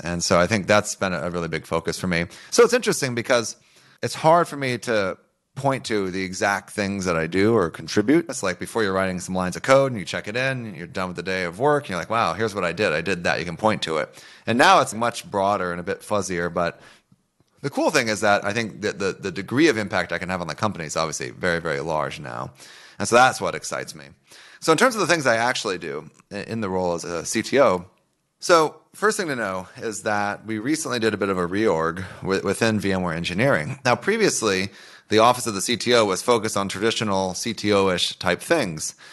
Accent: Oklahoma, United States; I grew up in Oklahoma

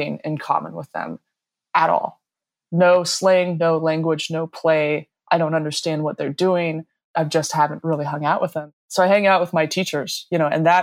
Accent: Denver, Colorado, United States; I grew up in Denver, Colorado, kind of in the suburbs

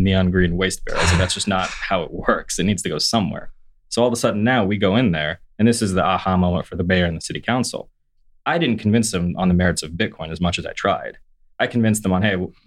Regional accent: United States; As an American

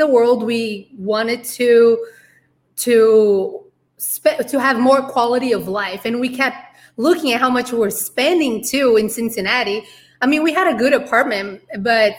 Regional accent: Brazil; moved away as an adult; also born or lived in United States / Bolivia; I'm originally from Brazil and then I moved to the US for college

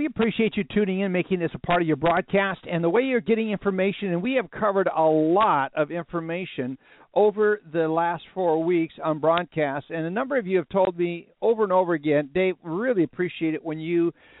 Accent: Texas, United States; being the gentleman that we are from Texas

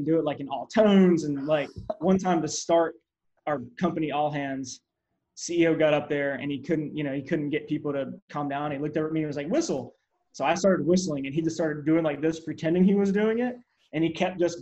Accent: Hawaii, United States; moved away; I grew up in Hawaii, and my father actually worked on Magnum PI.

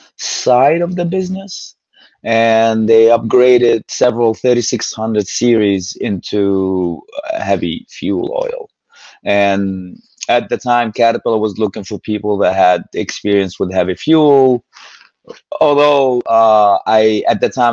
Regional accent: Plymouth, Massachusetts, United States; also born or lived in Kuwait; Hometown would be Plymouth, Massachusetts

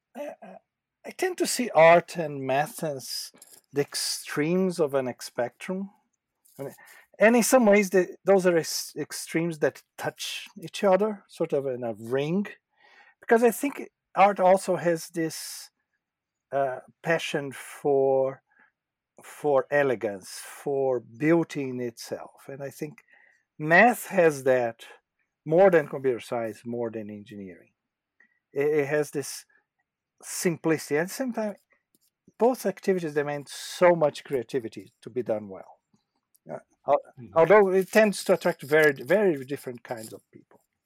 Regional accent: Brazil; moved away as an adult; also born or lived in São Paulo / Japan; I was in Brazil for most of my formative years.

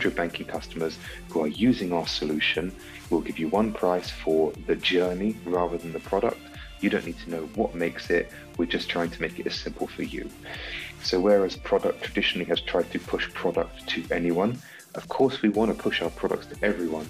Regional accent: United Kingdom; being British

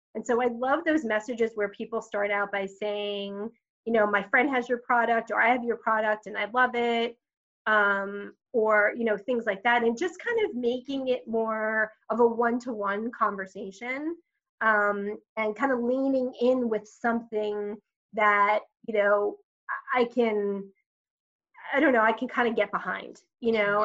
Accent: Long Island, New York, United States; so I am a native New Yorker. Uh, grew up on Long Island

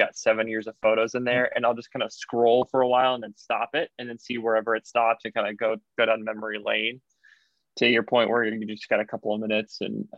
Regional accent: Illinois, United States; born there; also born or lived in Indiana; Yeah, no, I wasn't. I was born in Illinois.

